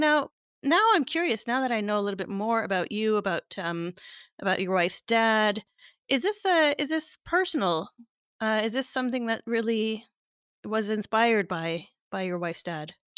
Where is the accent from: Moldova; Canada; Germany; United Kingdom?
Canada; I'm Canadian